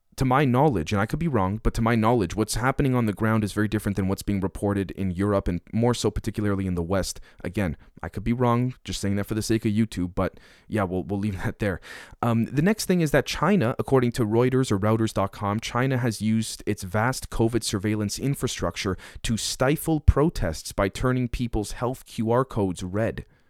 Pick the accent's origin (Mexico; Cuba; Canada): Canada; now in Manitoba, Canada; a Canadian being here in, in, uh, in Manitoba